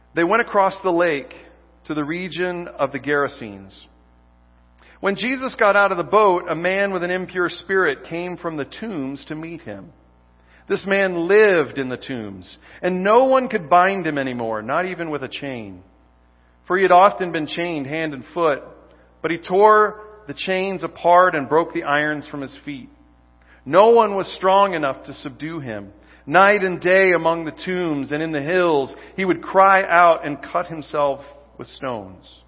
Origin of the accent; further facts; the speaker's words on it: Kansas, United States; I was born in Kansas